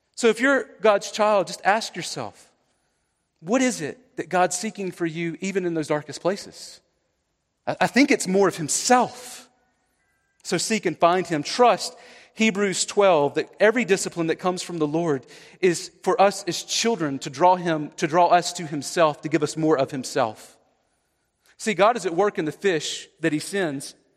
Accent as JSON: {"language": "English", "area": "the South", "region": "Southeast", "country": "United States", "said": "I'm from the South"}